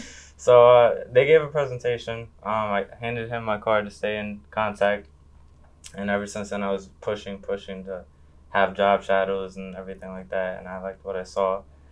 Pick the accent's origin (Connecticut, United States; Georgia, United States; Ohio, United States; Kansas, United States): Connecticut, United States; Hartford; also born or lived in Newington, Connecticut / New Britain, Connecticut; I was born in Hartford, and then now I live in Newington. I attended New Britain High School.